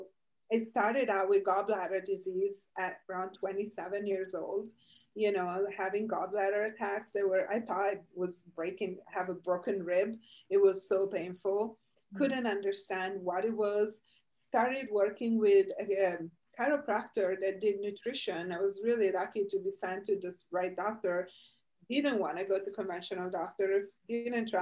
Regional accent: Italy; now in United States; I'm Italian. I was born and raised in Italy

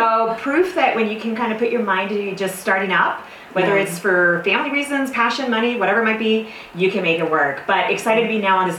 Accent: California, United States; moved away as an adult; I am a Californian. Moved here about, 18 years ago.

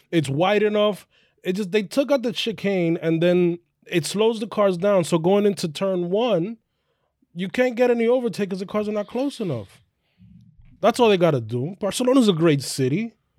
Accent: United States; also born or lived in New York; we as American Formula One fans

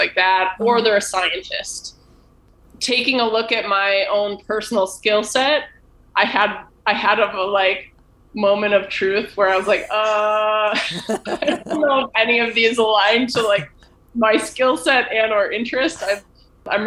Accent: Buffalo, New York, United States; I'm from Buffalo.

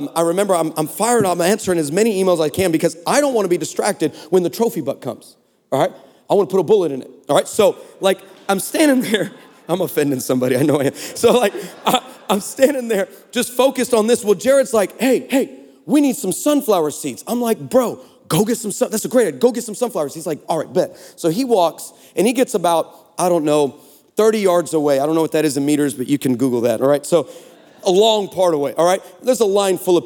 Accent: Texas, United States; We're from Texas

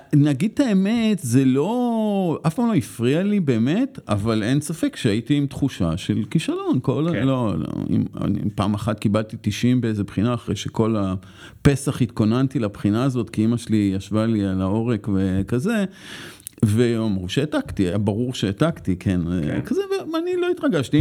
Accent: Tel Aviv, Tel Aviv District, Israel; אני גדלתי בצפון תל אביב

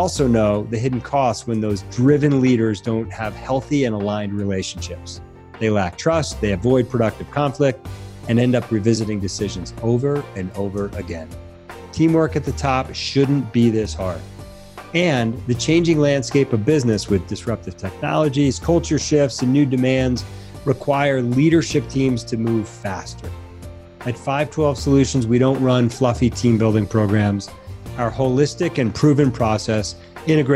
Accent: Connecticut, United States; moved away; I grew up in Connecticut and had family in the Lower East Side

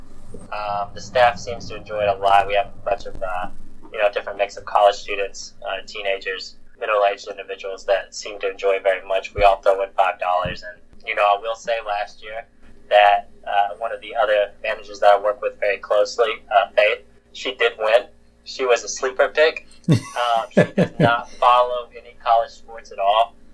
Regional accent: North Carolina, United States; moved away; I'm originally from North Carolina

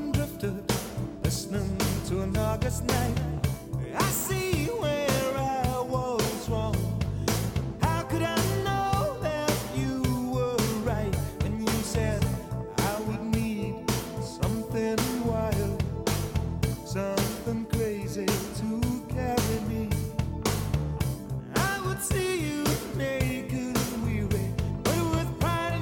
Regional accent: Salt Lake City, Utah, United States; growing up in Salt Lake City, Utah.

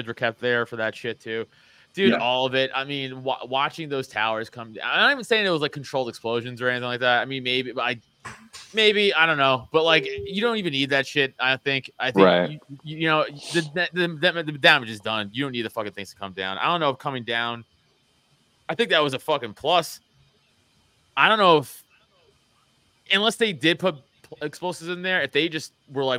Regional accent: New York City, New York, United States; moved away as an adult; now in Pennsylvania, United States; I'm from New York. Yeah. I'm from Staten Island. I've only been in PA for 10 years. So I live in New York for 27 years

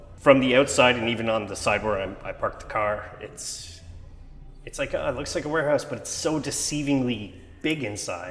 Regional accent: Montreal, Quebec, Canada; I'm from Montreal

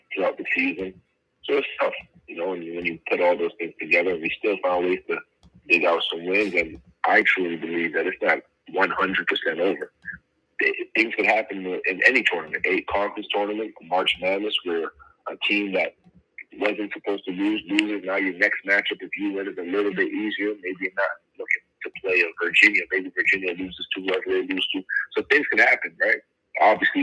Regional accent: Montreal, Quebec, Canada; born or raised there

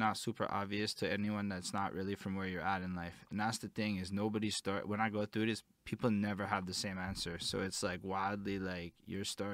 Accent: Montreal, Quebec, Canada; I'm from Montreal, it's definitely not Quebec City

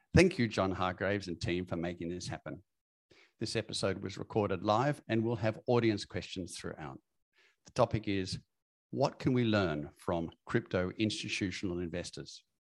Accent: Australia; I grew up in Australia

